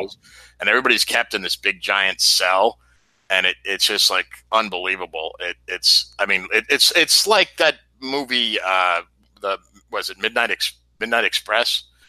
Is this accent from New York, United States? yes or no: yes; New York, United States; moved away; when I lived in, when I grew up in New York